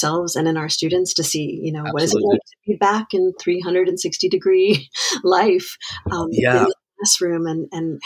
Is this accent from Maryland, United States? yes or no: yes; Wheaton, Maryland, United States; also born or lived in Washington, D.C.; I am actually from Wheaton, Maryland. I grew up, I'm born and bred in the DMV